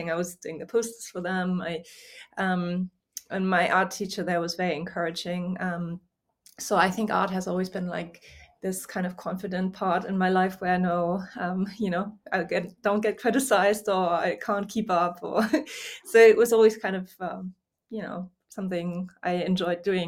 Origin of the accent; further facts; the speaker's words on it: Hamburg, Germany; moved away as an adult; also born or lived in Louisiana, United States / United Kingdom; now in France; I am German. So I grew up near Hamburg.